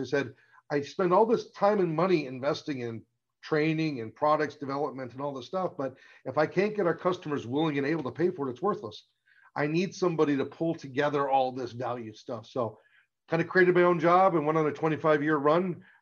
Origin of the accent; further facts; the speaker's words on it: outside Toronto, Ontario, Canada; I'm Canadian. So I grew up outside Toronto area